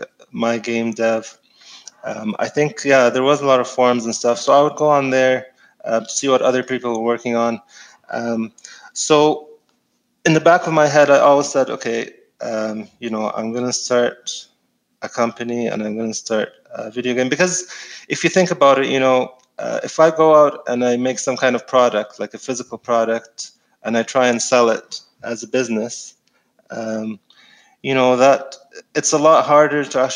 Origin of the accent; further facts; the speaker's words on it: Egypt; moved away; I'm from Egypt, so I grew up in Egypt.